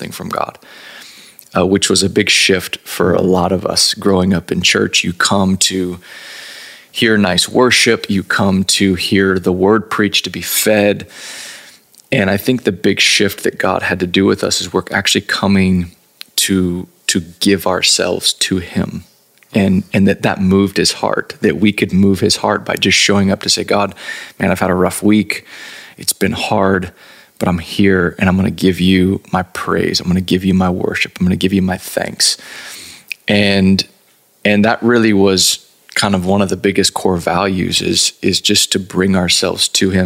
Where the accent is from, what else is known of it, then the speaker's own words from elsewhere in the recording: Texas, United States; Born and raised in Texas